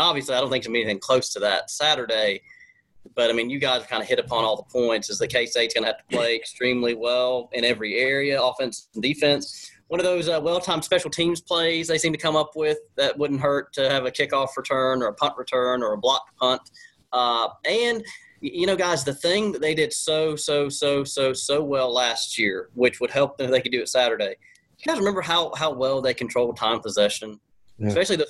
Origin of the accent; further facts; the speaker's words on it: Georgia, United States; moved away as an adult; now in Oklahoma, United States; I tell people I'm from Georgia.